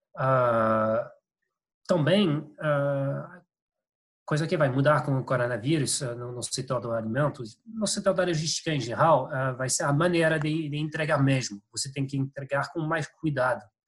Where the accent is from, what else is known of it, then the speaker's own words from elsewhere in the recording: France; Portuguese is a second language; moved away; eu sou francês, meu português não está perfeito.